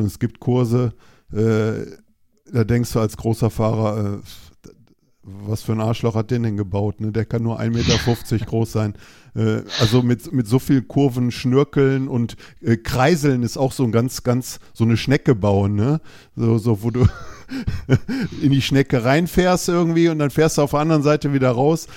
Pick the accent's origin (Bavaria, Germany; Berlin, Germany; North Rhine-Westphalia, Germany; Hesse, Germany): North Rhine-Westphalia, Germany; Düsseldorf; ich komme aus Düsseldorf